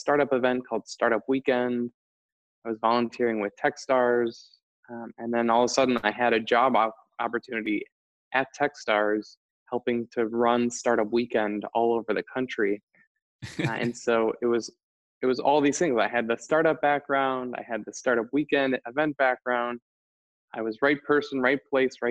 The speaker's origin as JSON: {"language": "English", "region": "Wisconsin", "country": "United States", "moved": "yes", "lives_now": "Boulder, United States", "said": "I am from Wisconsin. I live in Boulder."}